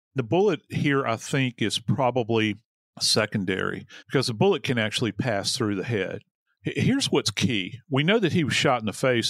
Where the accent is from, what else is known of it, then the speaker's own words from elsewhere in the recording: New Orleans, Louisiana, United States; I am from New Orleans